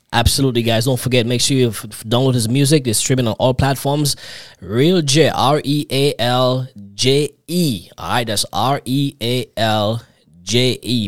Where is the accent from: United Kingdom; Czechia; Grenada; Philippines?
Grenada; also born or lived in New York; I'm from the Caribbean too. I'm Grenadian actually